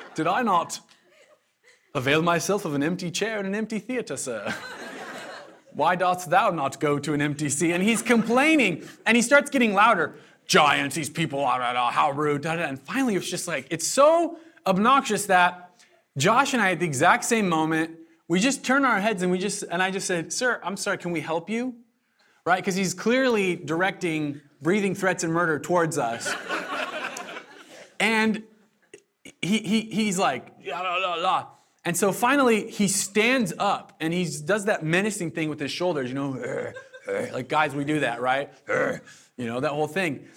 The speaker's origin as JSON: {"language": "English", "region": "Southern Oregon", "country": "United States", "moved": "yes", "lives_now": "Eugene, United States", "said": "I'm from Southern Oregon"}